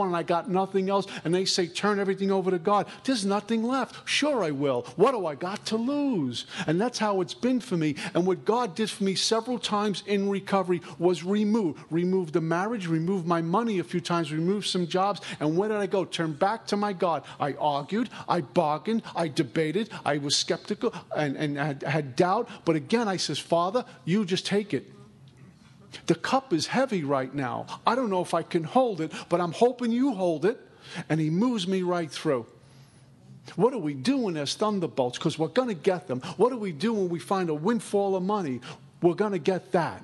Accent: New York, United States; moved away as an adult; now in Florida, United States; I'm from New York

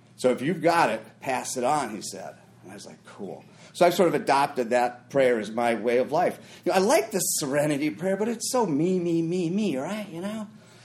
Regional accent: Minnesota, United States; I grew up in Minnesota

